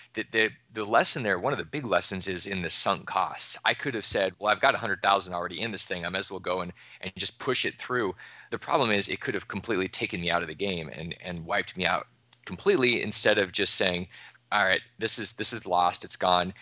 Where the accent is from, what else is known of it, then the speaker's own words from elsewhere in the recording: Alaska, United States; now in Austin, Texas, United States; I grew up in Alaska in the middle of the Arctic.